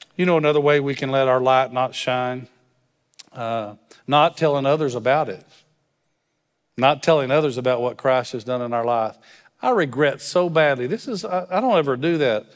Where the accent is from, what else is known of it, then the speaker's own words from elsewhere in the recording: West Texas, United States; moved away; I'm from West Texas, so when you drive by people, you wave at 'em.